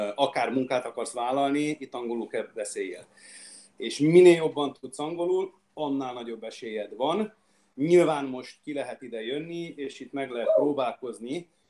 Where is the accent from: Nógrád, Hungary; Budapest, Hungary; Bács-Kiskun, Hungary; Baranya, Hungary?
Budapest, Hungary; moved away as an adult; also born or lived in Székesfehérvár, Hungary; now in Australia; Magyarországon én Budapestről vagyok